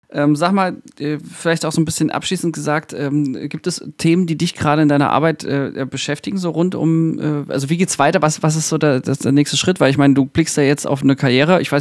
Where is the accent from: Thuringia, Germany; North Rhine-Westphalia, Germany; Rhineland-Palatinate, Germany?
Thuringia, Germany; Ja, ich komme das, auch aus Thüringen.